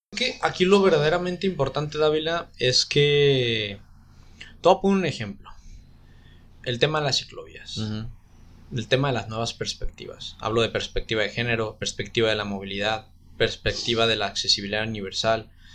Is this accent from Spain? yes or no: no; Guadalajara, Jalisco, Mexico; also born or lived in Oaxaca; now in Puerto Vallarta, Mexico; yo nací en Guadalajara, este, en una situación de, este, complicada, escasos recursos, violencia intrafamiliar